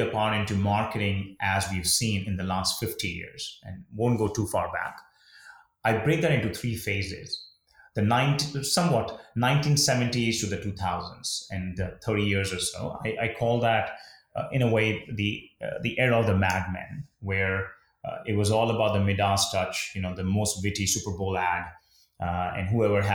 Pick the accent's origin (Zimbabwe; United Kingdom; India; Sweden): India; moved away; when I was young and a kid growing up in India